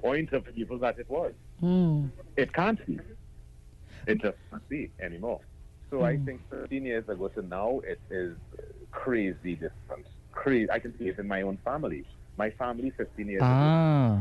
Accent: Paramin, Trinidad & Tobago; I grew up in Paramount

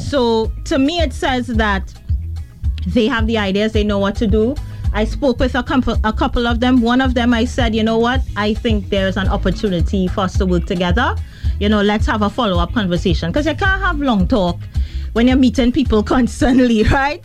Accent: Trinidad & Tobago; where are you from? And I'd say Trinidad and Tobago.

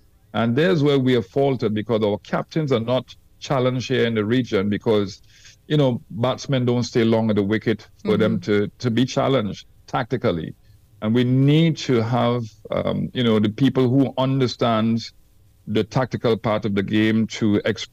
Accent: Trinidad & Tobago; I came from Trinidad where the wickets were slow and patchy

